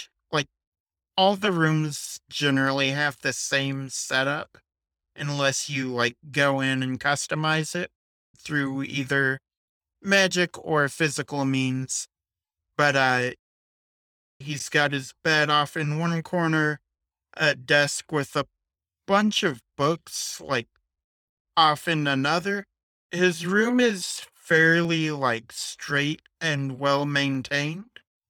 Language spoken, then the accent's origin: English; New Jersey, United States; I told you I'm from New Jersey.